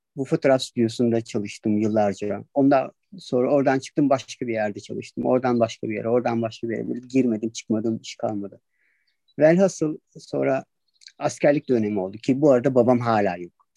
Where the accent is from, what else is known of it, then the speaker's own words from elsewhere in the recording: Adapazarı, Sakarya, Turkey; moved away as an adult; Çocukluğum vardı Adapazarı'nın Akdeniz ilçesinde geçti